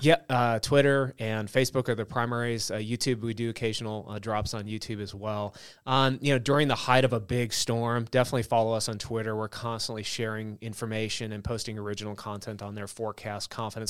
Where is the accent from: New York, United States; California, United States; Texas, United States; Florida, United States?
California, United States; Southern; moved away; I grew up in Southern California